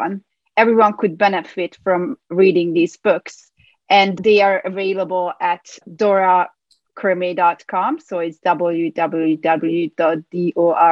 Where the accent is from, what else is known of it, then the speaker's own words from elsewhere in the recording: Budapest, Hungary; moved away as an adult; now in New York City, United States; I was born in Budapest, Hungary, where I obtained a degree in psychology